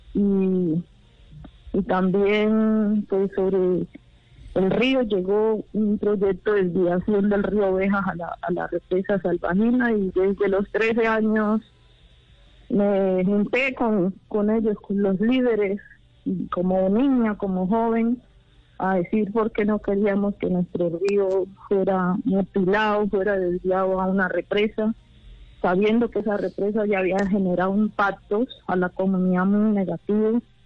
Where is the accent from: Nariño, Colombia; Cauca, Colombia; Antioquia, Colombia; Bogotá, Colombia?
Cauca, Colombia; rural Cauca Department, Colombia; yo, eh, soy del departamento del Cauca, yo crecí en la zona rural del departamento